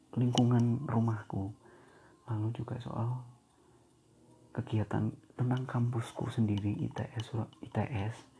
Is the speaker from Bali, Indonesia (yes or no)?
no; Boyolali, Central Java, Indonesia; accent: Javanese (medok); also born or lived in Surabaya